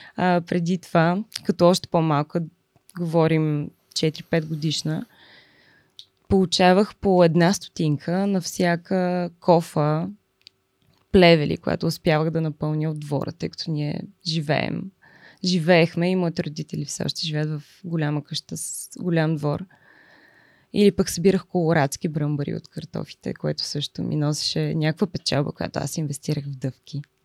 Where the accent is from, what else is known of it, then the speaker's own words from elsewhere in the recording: Lyubimets, Haskovo Province, Bulgaria; moved away; аз съм от Любимец. Това е един много малък град